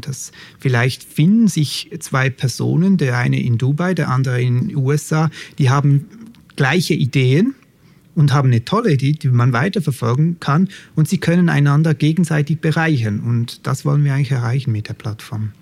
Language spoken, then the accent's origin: German; Switzerland; accent: Swiss; ich komme aus der Schweiz, das hört man vielleicht schon ein bisschen an meinem Akzent